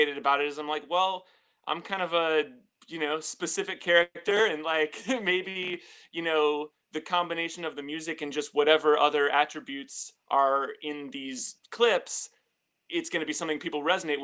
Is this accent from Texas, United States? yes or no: no; St. Louis, Missouri, United States; moved away as an adult; now in New York City, United States; I am originally from St. Louis